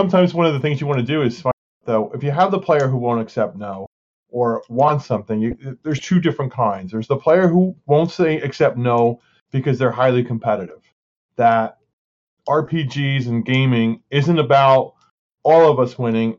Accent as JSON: {"language": "English", "region": "Northeast", "country": "United States", "said": "I'm from the Northeast and a lot of people are very competitive."}